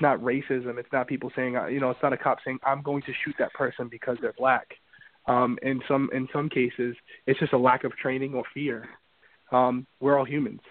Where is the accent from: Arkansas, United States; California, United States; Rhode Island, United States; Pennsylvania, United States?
Rhode Island, United States; Central Falls; I grew up there. I grew up in Central Falls.